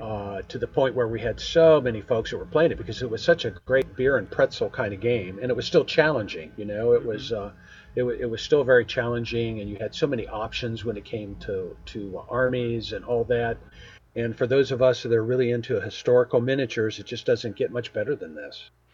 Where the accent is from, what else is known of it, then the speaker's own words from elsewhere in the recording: Springfield, United States; born, born and raised in Springfield